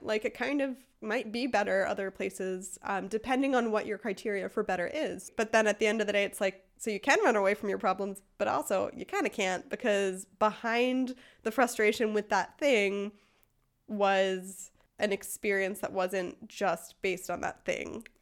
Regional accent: United States; now in Freiburg, Germany; I am an American living in Freiburg, Germany

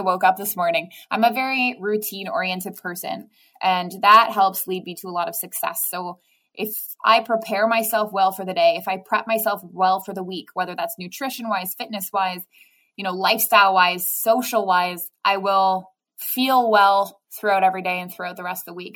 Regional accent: Waterloo, Ontario, Canada; also born or lived in Rhode Island, United States; now in Hamilton, Canada; So I'm originally from Waterloo, which is about an hour away from Toronto.

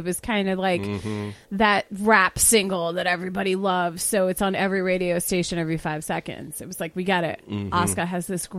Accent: Suffolk County, Long Island, New York, United States; I grew up there. I grew up in Suffolk County.

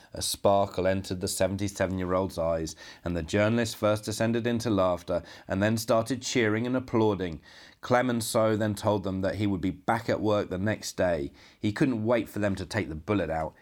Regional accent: United Kingdom; now in Poland; a British filmmaker now living and working in Poland

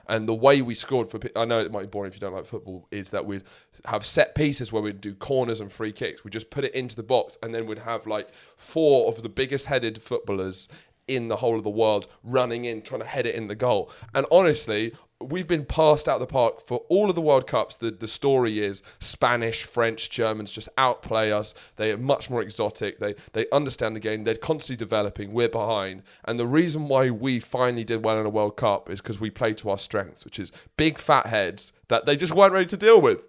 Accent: England, United Kingdom; we don't like being English

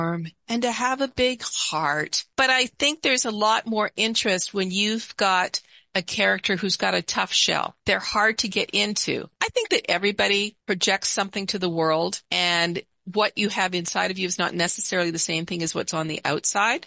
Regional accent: Canada; also born or lived in Seattle area; now in Seattle, United States; I'm Canadian

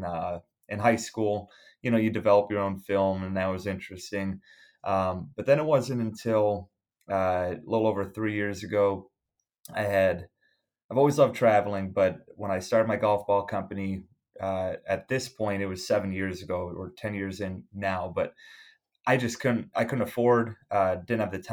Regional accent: Buffalo, New York, United States; I'm born and bred in Buffalo, New York

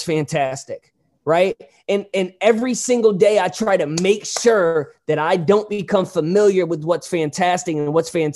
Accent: Hazelwood, Missouri, United States; also born or lived in Hollywood, California; I'm from St. Louis, but Hazelwood, it's a town in St. Louis

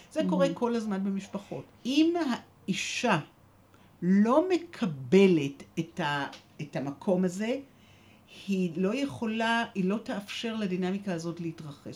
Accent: Jerusalem, Jerusalem District, Israel; אני ישראלית, ואני ירושלמית, מצד אחד אה, שורשים עמוקים בירושלים

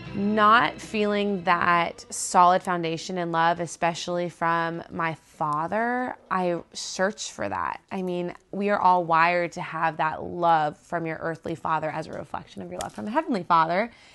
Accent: South Florida, United States; now in Auburn, United States; I grew up in South Florida in just crazy party town.

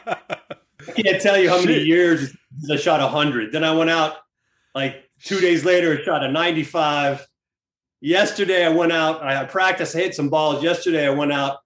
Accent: Peachtree City, Georgia, United States; moved away; I grew up in Atlanta, Georgia, and it's a small town just south of Atlanta called Peachtree City

